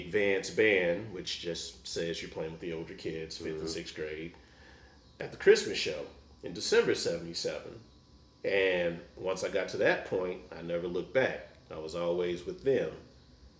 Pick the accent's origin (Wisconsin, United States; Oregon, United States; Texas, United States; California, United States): Texas, United States; Dallas; now in Kansas City, United States; I'm from Dallas, Texas originally, so you could get in band in fourth grade.